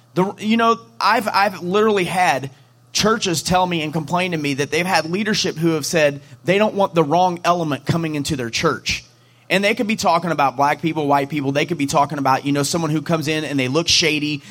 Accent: St. Louis, Missouri, United States; we're from St. Louis

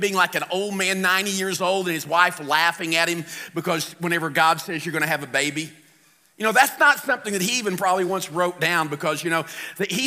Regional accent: St. Louis, Missouri, United States; I'm from St. Louis

